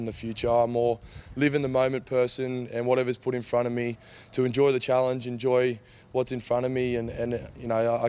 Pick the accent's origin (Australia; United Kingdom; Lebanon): Australia; Queensland; as a Queenslander